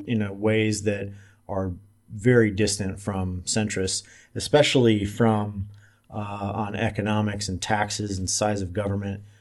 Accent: Omaha, Nebraska, United States; also born or lived in Salt Lake City / Las Vegas; now in Kansas City, United States; I'm from Omaha, Nebraska. I'm currently living in Kansas City.

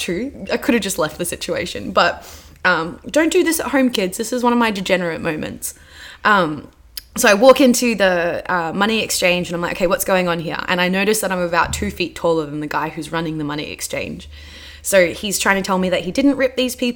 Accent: Australia; as an Australian population

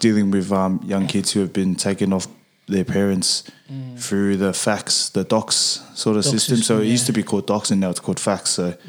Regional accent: Campbelltown, New South Wales, Australia; also born or lived in Menai, Sydney; I was born and raised in Australia. I grew up out in the southwest region, out in Campbelltown. So I did most of my schooling out there. Most of my primary schooling, and then in year nine moved to Menai

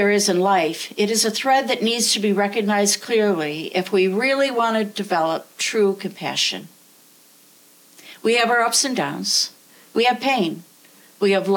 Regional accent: the Adirondacks, New York, United States; now in Vermont, United States; I grew up in the woods. I grew up in the Adirondacks, and now I live in the Green Mountains

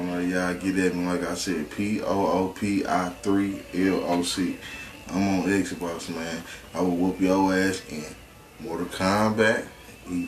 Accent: St. Louis, Missouri, United States; I'm from the south side of St. Louis, so you know I went to Roosevelt, Rough Riders.

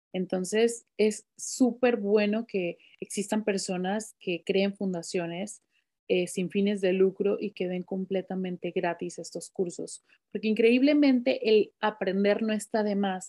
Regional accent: Mexico; moved away as an adult; tú y yo somos mexicanas

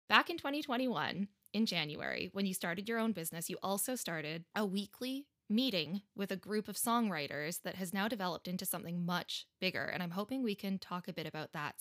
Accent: Canada; now in United Kingdom; we're both Canadian and we live in the U K

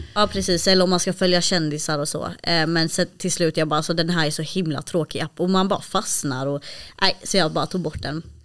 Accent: Malmö, Skåne, Sweden; jag är uppvuxen i Malmö

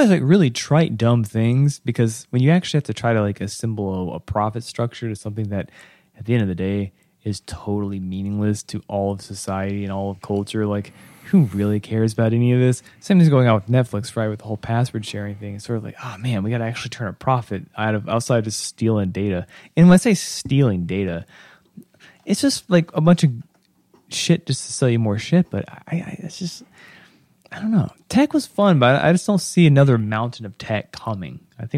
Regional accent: North Carolina, United States; I am still from the South. I am still from like Western North Carolina era.

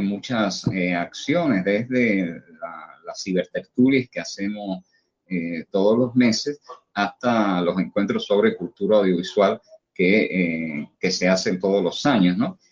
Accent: Cuba

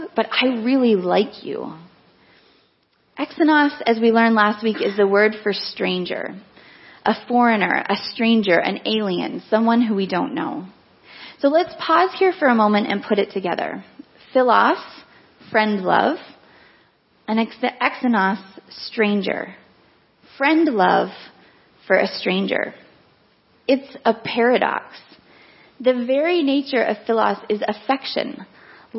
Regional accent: Vancouver, British Columbia, Canada; moved away as an adult; also born or lived in Toronto; Growing up in Vancouver

